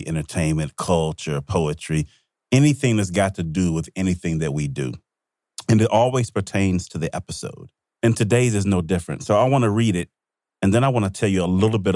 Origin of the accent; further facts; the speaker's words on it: Mississippi, United States; I grew up in Mississippi